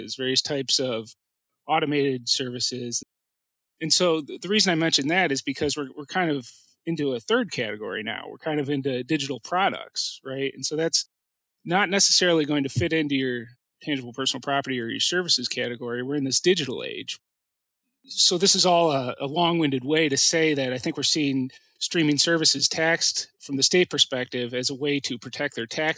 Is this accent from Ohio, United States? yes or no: yes; Cleveland, Ohio, United States; moved away as an adult; now in Columbus, United States; I practice out of Columbus, but I'm originally from Cleveland